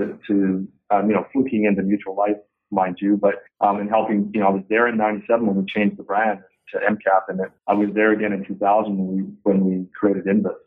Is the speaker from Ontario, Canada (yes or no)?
no; Dawson Creek, British Columbia, Canada; moved away as an adult; also born or lived in Vancouver; I was selling stereos in my hometown, Dawson Creek, 1984